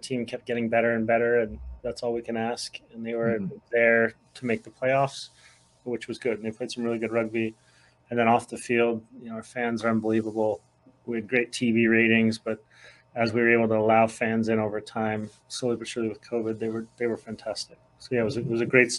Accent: Salt Lake City, Utah, United States; I grew up in Salt Lake City, Utah

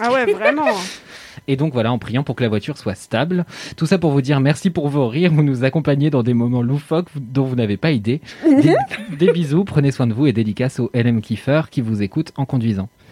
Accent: Normandy, France; je suis normand

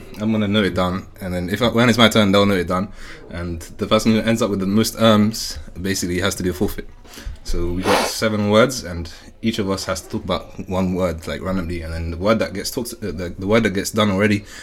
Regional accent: London, United Kingdom; I'm a Londoner

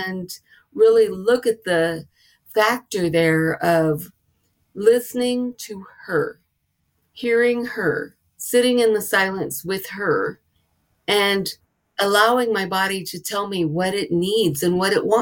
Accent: the South, United States; I was raised in the South

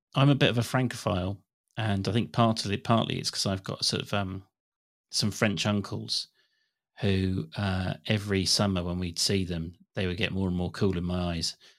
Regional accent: England, United Kingdom; as an English person

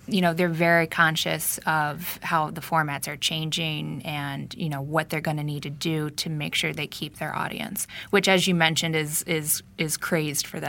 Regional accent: Northeast Ohio, United States; I'm from Northeast Ohio.

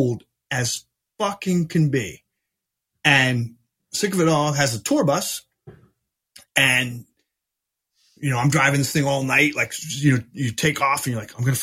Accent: New Jersey, United States; I'm from New Jersey

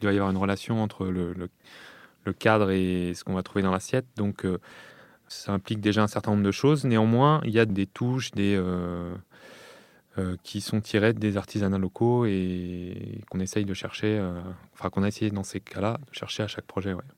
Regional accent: Lyon, Auvergne-Rhône-Alpes, France; j'ai grandi euh, à Lyon

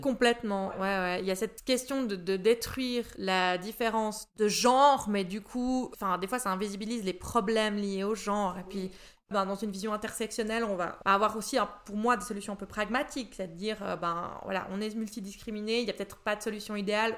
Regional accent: Bussigny, Vaud, Switzerland; now in Prilly, Switzerland; j'ai commencé en étant conseillère communale dans l'endroit où j'ai grandi, à Bussigny

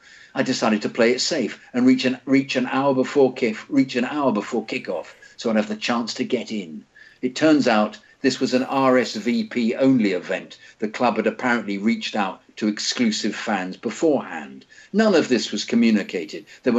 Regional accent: India; I was born and raised in India, and it was back in 2001 too they started broadcasting the Premier League properly in India.

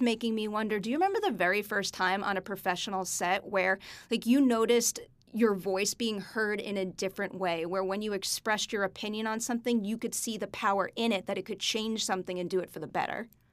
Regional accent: New York, United States; I'm a New Yorker

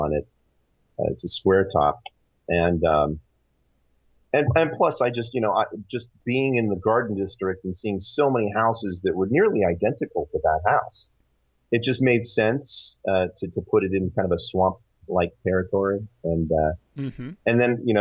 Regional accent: California, United States; growing up in California

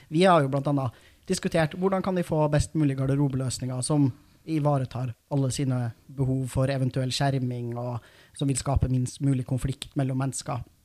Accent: Trondheim, Trøndelag, Norway; lokalavisa der jeg er fra, i Trondheim

